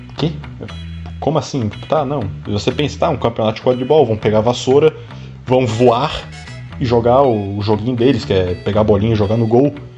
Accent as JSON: {"language": "Portuguese", "town": "Florianópolis", "region": "Santa Catarina", "country": "Brazil", "said": "eu sou de Florianópolis"}